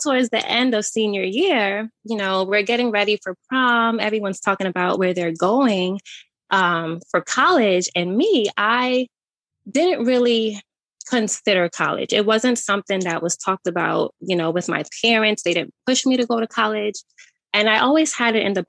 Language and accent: English; New York City, New York, United States; moved away as an adult; also born or lived in Connecticut; I was born and raised in Brooklyn, New York in the 90s. I lived in New York for about 19 years until I started college in Connecticut